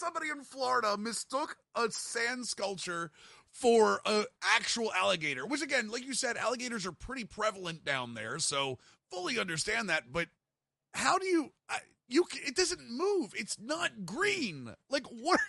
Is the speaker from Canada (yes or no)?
yes; Canada; It's me. I'm a Canadian.